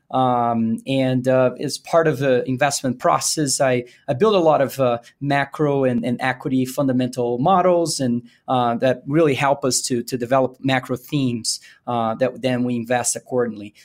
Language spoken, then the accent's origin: English; Brazil; moved away as an adult; also born or lived in Virginia, United States / St. Louis, United States; now in Denver, United States; I was born and raised in Brazil. I moved to the U S